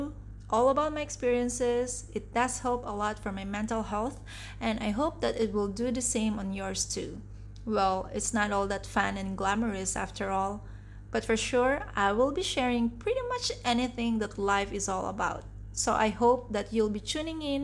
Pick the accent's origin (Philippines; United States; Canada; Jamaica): Philippines; also born or lived in Singapore / Dubai, UAE; now in Kuala Lumpur, Malaysia; I'm originally from the Philippines